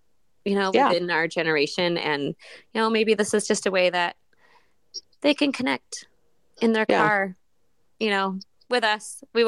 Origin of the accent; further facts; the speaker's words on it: Watkins Glen, New York, United States; I am no longer living in a big city. I live in a very rural area. I was originally from Watkins Glen, New York.